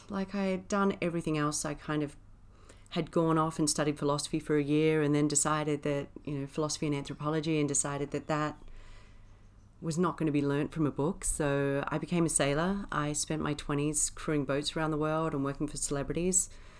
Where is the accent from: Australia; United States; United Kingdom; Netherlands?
Australia; Wyndham, Western Australia; born there; So I was born up in Wyndham, which is like the most northern town up in Western Australia.